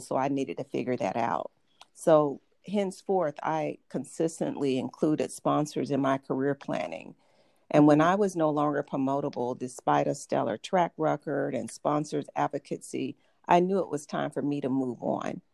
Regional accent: Atlanta, Georgia, United States; accent: Southern; moved away as an adult; also born or lived in Boston / Los Angeles; I grew up in Atlanta and moved to several major cities, including Boston and Los Angeles, and I mm-hmm. evaluated taking speech classes to eliminate my Southern accent

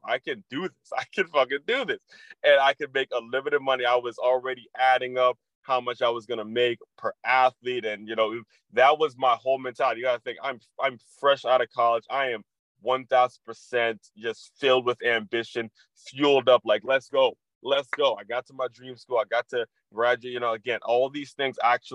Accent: Silver Spring, Maryland, United States; the house I grew up in Silver Spring, Maryland

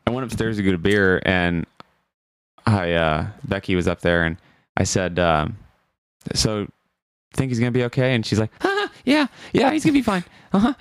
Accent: Burlington, Iowa, United States; I'm from Burlington, Iowa.

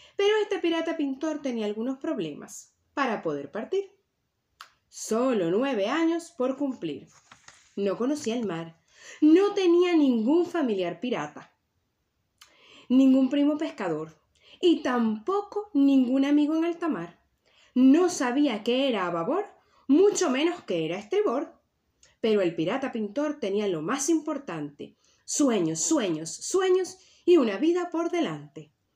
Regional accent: Venezuela; now in Tenerife, Spain; Y mi tierra natal es Venezuela, pero mi tierra ancestral es las Islas Canarias y es donde actualmente vivo

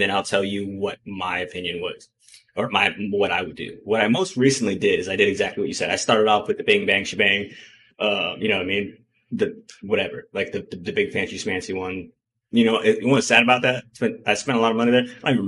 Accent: Hawaii, United States; now in Arizona, United States; I'm from Hawaii.

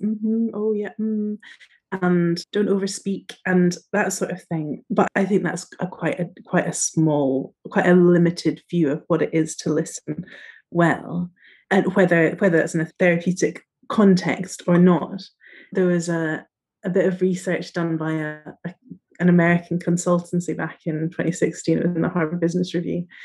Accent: northeast coast of Scotland, United Kingdom; moved away as an adult; also born or lived in Edinburgh; now in London, United Kingdom; I was brought up in the northeast coast of Scotland, very, very northeast coast, and then have moved slowly down

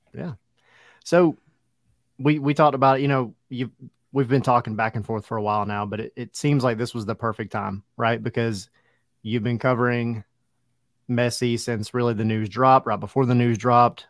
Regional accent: Lake Oconee, Georgia, United States; I grew up on Oconee

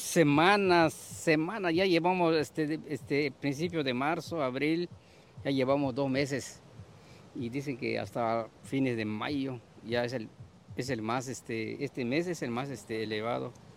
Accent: Campeche, Mexico; yo no soy de acá, yo vengo desde Campeche

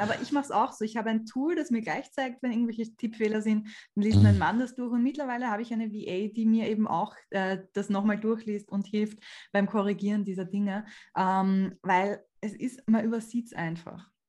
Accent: Austria; bei uns in Österreich

